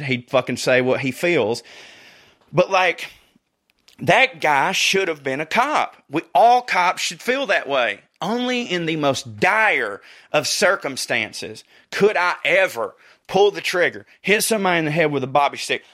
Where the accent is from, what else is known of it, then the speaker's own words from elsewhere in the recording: the South, United States; I'm from the South